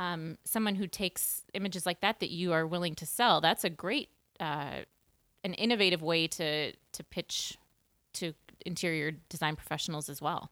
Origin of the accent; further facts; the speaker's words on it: Minneapolis, Minnesota, United States; moved away as an adult; also born or lived in Montana / Peoria, Illinois; back to Minneapolis, my hometown where I grew up.